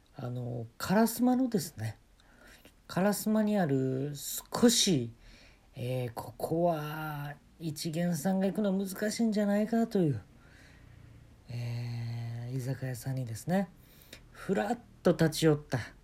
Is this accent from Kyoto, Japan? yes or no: yes; Kyoto, Japan; 私もあのー、京都で生まれ育ったもんですから